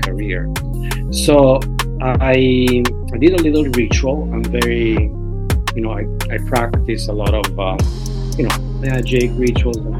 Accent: Italy; now in New York, United States; I'm from Italy.

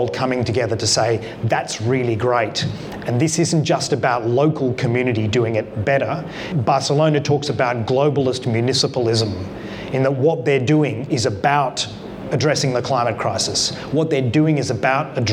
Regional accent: Canberra, Australian Capital Territory, Australia; I come from Canberra, where we have proportional representation in our local parliament

